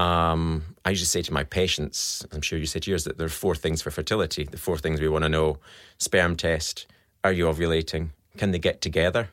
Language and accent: English; Scotland, United Kingdom; accent: Scottish; now in Australia; you can tell by my accent, I'm Scottish